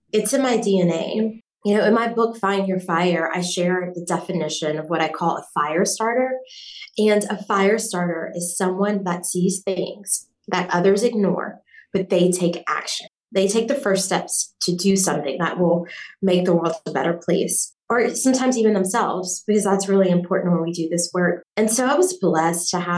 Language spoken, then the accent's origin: English; Southwest Louisiana, United States; I'm from Southwest Louisiana